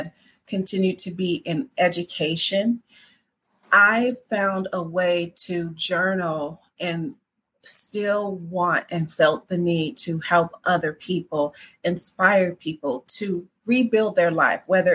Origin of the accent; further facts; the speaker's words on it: Midwest, United States; I'm from the Midwest and I grew up in a family